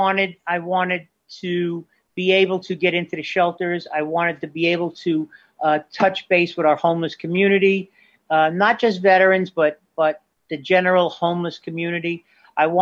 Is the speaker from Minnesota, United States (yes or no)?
no; Bay Shore, New York, United States; my hometown of Bay Shore